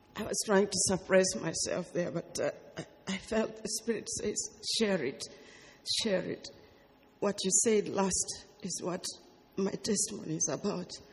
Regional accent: Uganda; I come from Uganda and I was then in Uganda

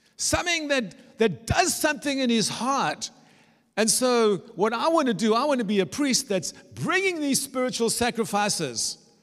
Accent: South Africa; moved away as an adult; also born or lived in Germany; now in Dresden, Germany; I was brought up in South Africa

